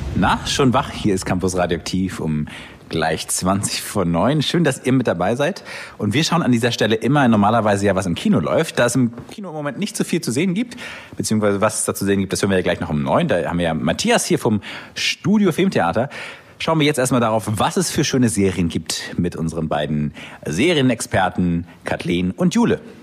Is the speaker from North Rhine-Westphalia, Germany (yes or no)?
no; Kiel, Schleswig-Holstein, Germany; mich als Kieler Jung